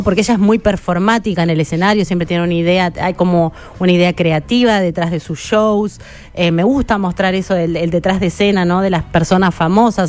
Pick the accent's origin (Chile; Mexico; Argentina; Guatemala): Argentina; Chacabuco, Buenos Aires Province; moved away; Yo soy de Chacabuco, provincia de Buenos Aires.